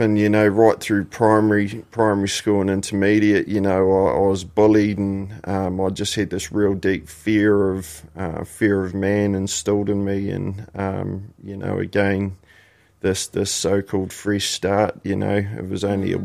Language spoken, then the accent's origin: English; Christchurch, Canterbury, New Zealand; born or raised there; also born or lived in Invercargill, New Zealand